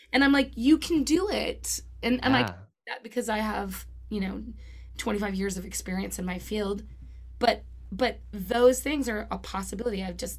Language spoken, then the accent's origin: English; Los Angeles, California, United States; also born or lived in Orange County; That's right. But I feel fortunate being here. I'm an LA kid.